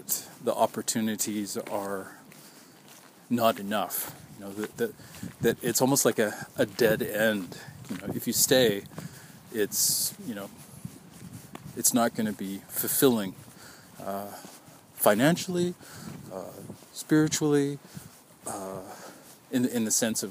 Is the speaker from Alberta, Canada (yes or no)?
no; Vancouver, British Columbia, Canada; My family is from out of town. I was born in Vancouver